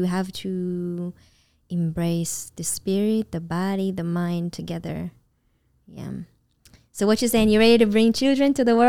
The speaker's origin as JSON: {"language": "English", "country": "Israel", "moved": "yes", "lives_now": "Los Angeles, United States", "said": "when I was new here and I first moved to LA and I came from Israel"}